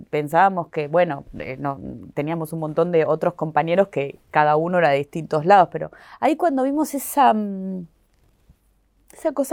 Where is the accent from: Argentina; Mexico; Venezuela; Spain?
Argentina; será porque soy argentina, entonces la gente en Argentina puede ser que, qué sé yo